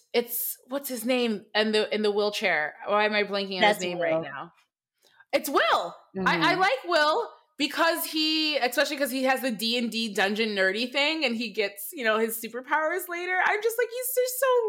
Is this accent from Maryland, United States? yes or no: no; Michigan, United States; I'm from Michigan, and I grew up also in an all-white neighborhood